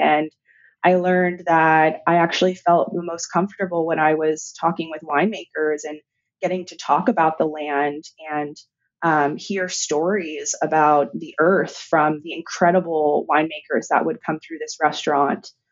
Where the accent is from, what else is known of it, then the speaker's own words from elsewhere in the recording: San Francisco, California, United States; in San Francisco, which is my hometown.